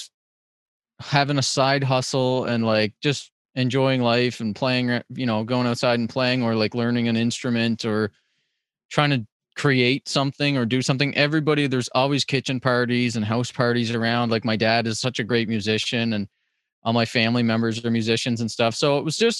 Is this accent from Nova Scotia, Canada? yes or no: yes; Cape Breton, Nova Scotia, Canada; I as a Cape Bretoner